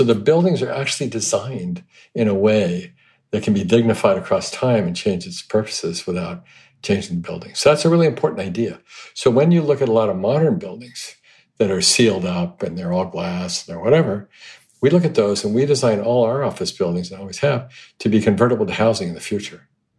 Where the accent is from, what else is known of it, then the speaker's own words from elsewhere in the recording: Hong Kong; I mean, growing up in Hong Kong, you see all the trees, all the bamboo used as scaffolding.